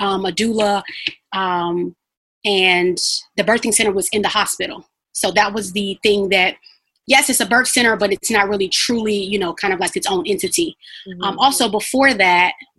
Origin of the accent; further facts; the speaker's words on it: Chicago, Illinois, United States; moved away as an adult; also born or lived in Carbondale; now in St. Louis, United States; So we're originally from Chicago